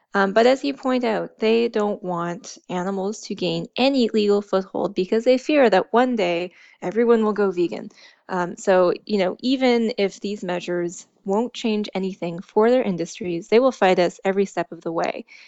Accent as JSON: {"language": "English", "area": "East Coast", "region": "Atlantic Canada", "country": "Canada", "tie": "born or raised there", "also_born_or_lived": "Alberta", "said": "I grew up out east"}